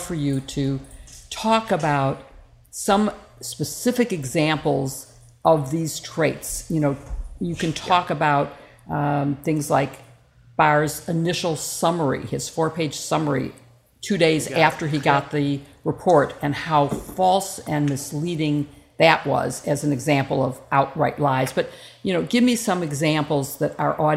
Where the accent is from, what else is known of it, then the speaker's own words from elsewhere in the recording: Chicago, Illinois, United States; also born or lived in Washington; being from Illinois, being from Chicago